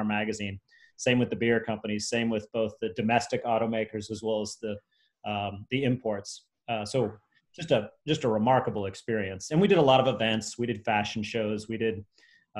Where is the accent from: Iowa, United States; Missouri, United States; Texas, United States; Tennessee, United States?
Missouri, United States; St. Louis; moved away as an adult; also born or lived in Columbia, Missouri / Chicago; I moved back to St. Louis, my hometown, for a year.